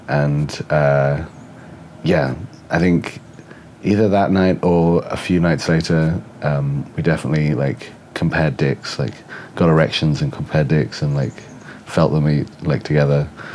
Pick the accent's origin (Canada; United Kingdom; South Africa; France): United Kingdom; England; born or raised there; also born or lived in Oxford / Bristol; now in Seattle, United States